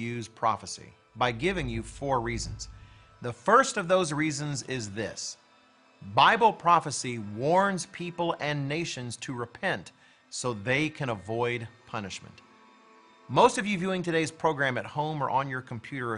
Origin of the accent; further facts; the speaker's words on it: United States; I'm an American